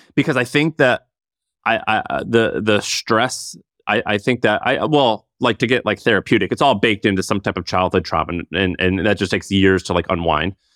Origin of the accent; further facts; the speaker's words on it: St. Louis, Missouri, United States; I'm from Saint Louis